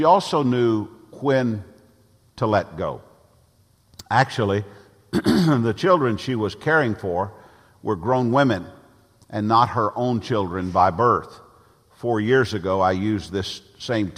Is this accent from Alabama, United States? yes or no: no; Nashville, Tennessee, United States; moved away as an adult; now in Tallahassee, United States; Both Jan and I were raised in Nashville